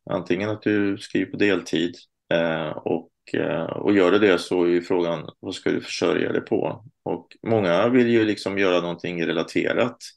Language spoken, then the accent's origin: Swedish; Stockholm, Stockholm County, Sweden; moved away as an adult; also born or lived in Småland (parents); now in Lund, Sweden; jag är född i Stockholm eh, av småländska föräldrar. Men nu sedan några år bor jag i Lund.